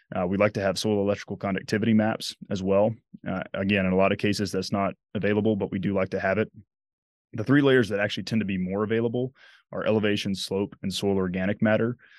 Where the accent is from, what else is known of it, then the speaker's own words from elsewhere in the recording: Dothan, Alabama, United States; moved away as an adult; also born or lived in Massachusetts / Nebraska; now in Lincoln, United States; my hometown is Dothan, Alabama, which is the self-proclaimed peanut capital